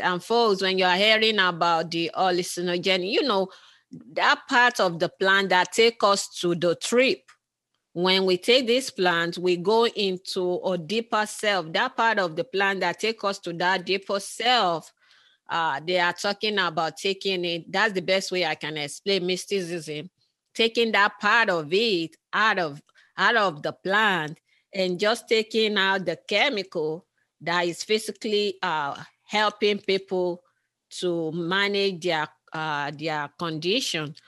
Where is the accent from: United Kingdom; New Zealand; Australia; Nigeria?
Nigeria; I'm from originally from Nigeria